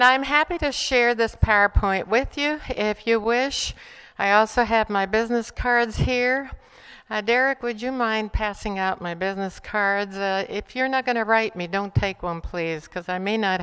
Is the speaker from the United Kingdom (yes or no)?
no; Bolivia; English is a second language; also born or lived in Estonia; now in United States; I grew up in Bolivia